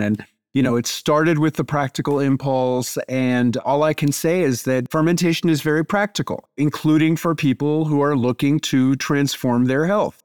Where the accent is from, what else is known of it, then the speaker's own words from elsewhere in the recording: New York City, New York, United States; moved away as an adult; now in Tennessee, United States; as a kid growing up in New York City